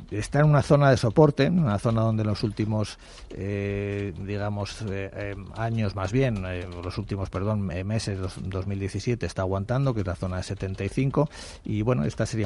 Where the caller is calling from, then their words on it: Madrid, Community of Madrid, Spain; Soy … de Madrid.